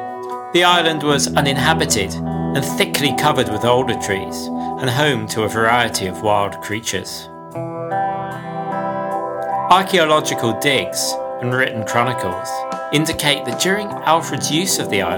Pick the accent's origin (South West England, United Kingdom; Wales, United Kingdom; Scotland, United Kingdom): South West England, United Kingdom; Somerset Levels; I grew up on the Somerset Levels, an area of artificially drained marshland in the heart of the county. As a boy, I would walk and cycle along the fields and back lanes of the patchwork of villages